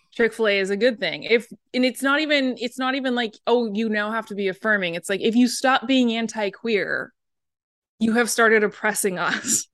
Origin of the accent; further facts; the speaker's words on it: Portland, Oregon, United States; I'm from Portland